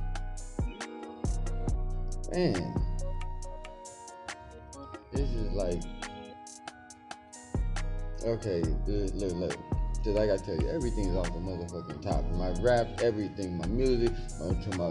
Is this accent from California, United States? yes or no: yes; Los Angeles, California, United States; growing up in Los Angeles, California